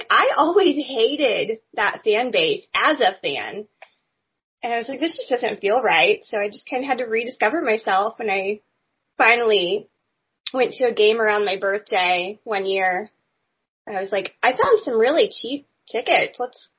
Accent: Indianapolis, Indiana, United States; moved away; I mean, I grew up in Indianapolis, so we don't have professional team.

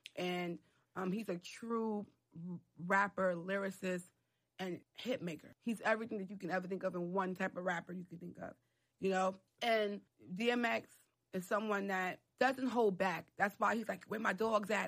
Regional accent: New York City, New York, United States; also born or lived in Harlem; I grew up in the Bronx

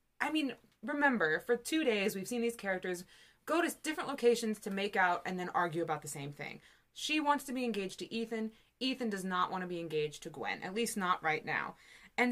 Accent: Midwest, United States; moved away as an adult; also born or lived in East Coast, United States; I'm from the Midwest. Yeah. And then, well, and once I went to conservatory, I was out on the East Coast

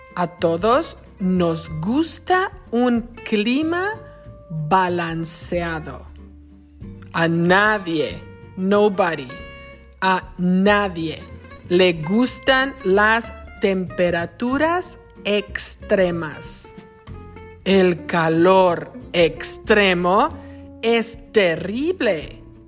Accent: Lázaro Cárdenas, Michoacán, Mexico; now in Wisconsin, United States; La ciudad donde yo crecí en México se llama Lázaro Cárdenas, en el estado de Michoacán.

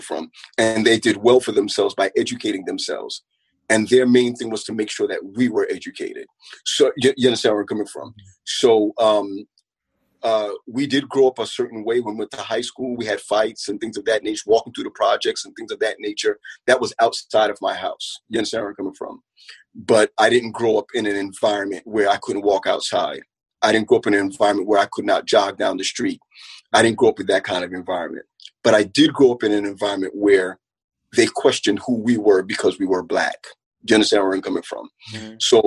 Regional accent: New York City, New York, United States; also born or lived in Crown Heights, Brooklyn; I grew up in Canarsie

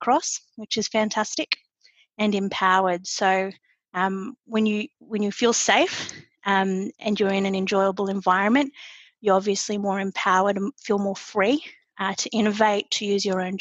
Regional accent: Australia; moved away as an adult; now in United States; I'm an Aussie living in the United States, and I actually started my Schneider journey back in our Sydney offices

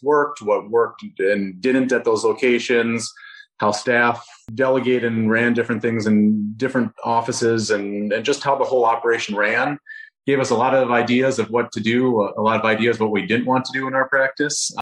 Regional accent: Rochester, Minnesota, United States; moved away; Rochester, Minnesota, so my, my hometown

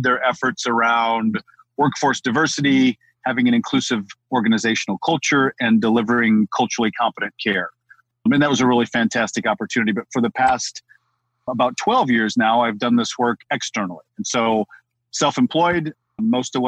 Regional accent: Midwest, United States; I live in the Midwest

